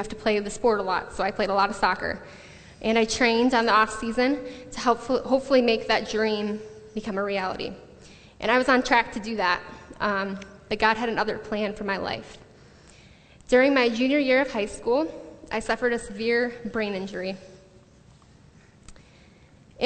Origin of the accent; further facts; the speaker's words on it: the Thumb of Michigan, United States; moved away as an adult; also born or lived in Grand Rapids, Michigan; now in Redlands, United States; I am from Michigan, the thumb of Michigan, not West Michigan